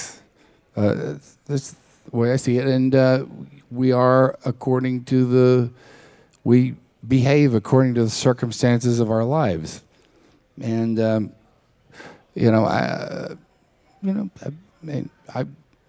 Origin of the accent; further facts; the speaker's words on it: Texas, United States; I grew up in Texas with the cowboy thing